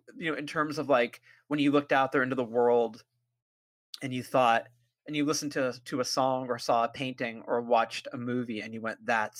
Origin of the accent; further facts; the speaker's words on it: California, United States; I do think of myself as a uniquely, not uniquely, but a very specifically Californian writer